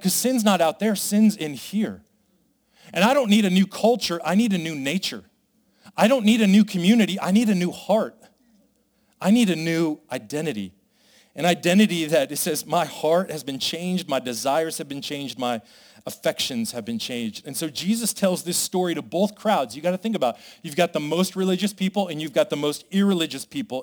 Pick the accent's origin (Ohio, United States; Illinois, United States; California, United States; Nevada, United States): Nevada, United States; Las Vegas; I come from Vegas